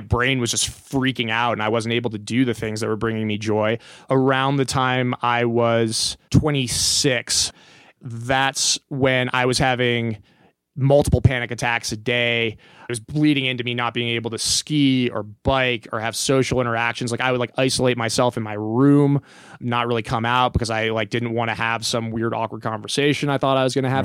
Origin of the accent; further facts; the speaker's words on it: Kansas, United States; moved away as an adult; now in Telluride, United States; I grew up in Kansas